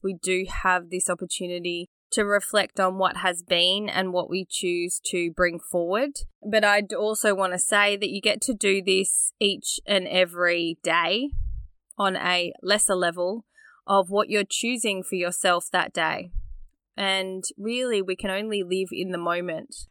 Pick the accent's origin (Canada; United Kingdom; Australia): Australia; Growing up in Australia, disconnected from my country